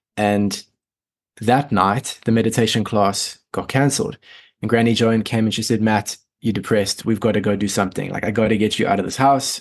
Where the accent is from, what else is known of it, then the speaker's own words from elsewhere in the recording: Sabie, Mpumalanga, South Africa; also born or lived in Johannesburg, South Africa; So I was born and raised there until I was seven. And then my parents decided to get out of the rat race, out of the city. And we moved to a very small forestry town called Sabi